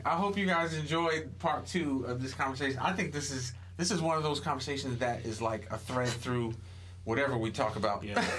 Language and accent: English; Philadelphia, Pennsylvania, United States; As we used to say growing up in Philly